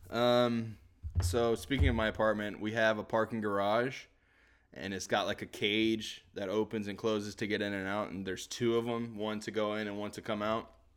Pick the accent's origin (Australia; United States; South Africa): United States; the South; I'm from the South